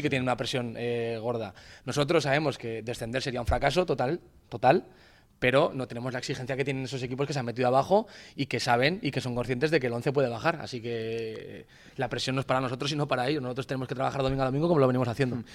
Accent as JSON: {"language": "Spanish", "town": "Grañén", "region": "Aragon", "country": "Spain", "tie": "born or raised there", "said": "En mi pueblo, en Grañén"}